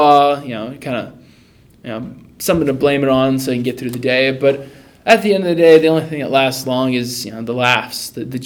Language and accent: English; Long Beach, California, United States; moved away as an adult; now in Rexburg, United States; I'm a guy from Long Beach, California, born and raised